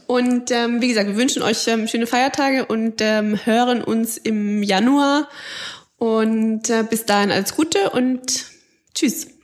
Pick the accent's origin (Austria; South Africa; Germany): Austria; bei uns in Österreich